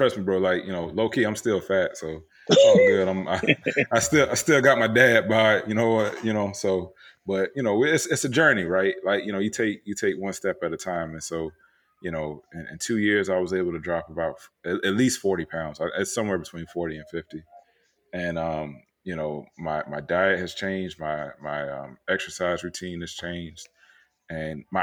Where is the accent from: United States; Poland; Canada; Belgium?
United States; Tampa, Florida; moved away as an adult; also born or lived in Orlando, Florida; now in Austin, United States; I was born and raised in Florida. Like, you know, I grew up in Tampa